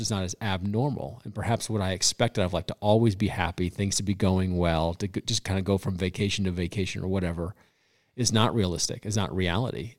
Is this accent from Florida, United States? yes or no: no; Colorado, United States; I am born and raised in Colorado